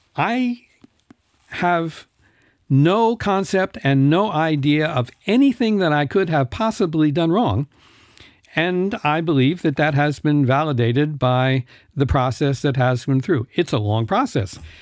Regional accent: New York, United States; moved away as an adult; now in Luxembourg; I come from New York

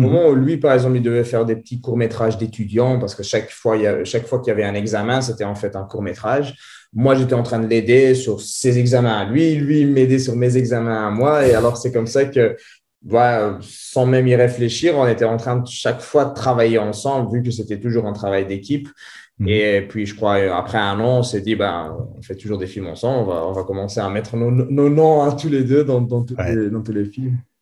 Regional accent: Antwerp, Flanders, Belgium; first language French; vu que j'ai grandi en Anvers, j'ai appris le néerlandais

